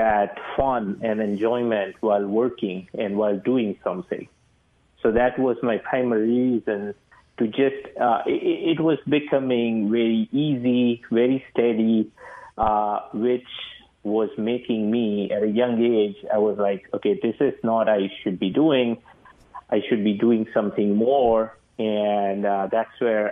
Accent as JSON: {"language": "English", "country": "India", "moved": "as an adult", "lives_now": "United States", "said": "I'm from India. I did my engineering MBA from here. After I came here, 2006, I came"}